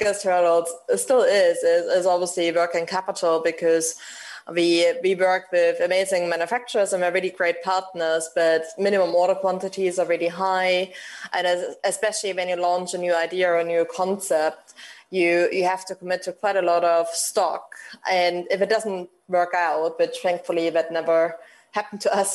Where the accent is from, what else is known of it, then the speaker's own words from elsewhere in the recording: Germany; moved away as an adult; now in United Kingdom; we are obviously coming from Germany and having lived in the UK for such a long time